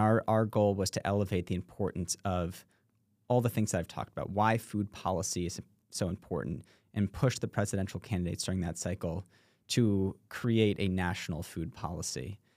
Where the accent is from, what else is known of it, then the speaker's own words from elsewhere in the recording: New York City, New York, United States; I grew up in New York City